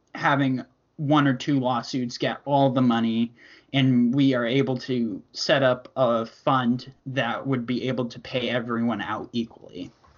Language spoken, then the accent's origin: English; Connecticut, United States; I am from Connecticut, which is right between Boston and New York City